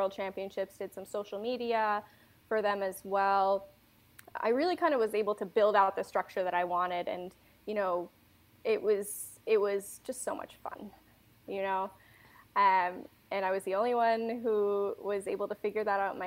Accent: Massachusetts, United States; moved away as an adult; also born or lived in Denver, Colorado / London; I'm from Massachusetts and was going to school in Denver, Colorado

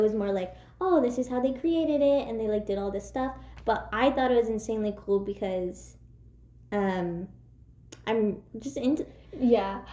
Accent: United States; we're American

